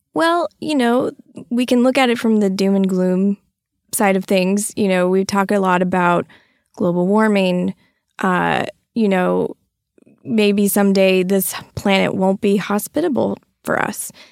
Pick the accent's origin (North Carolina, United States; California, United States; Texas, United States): Texas, United States; also born or lived in Florida; I grew up in Texas all of my life